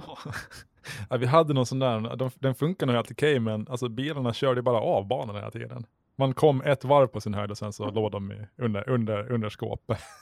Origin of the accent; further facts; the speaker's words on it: Mariehamn, Åland Islands; jag är född och uppvuxen i Mariehamn.